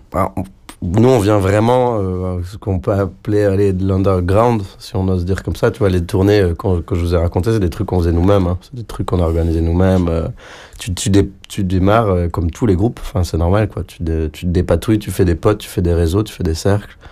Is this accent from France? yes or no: yes; south of France, France; now in Brussels, Belgium; je viens du sud de la France mes grands-parents parlent catalan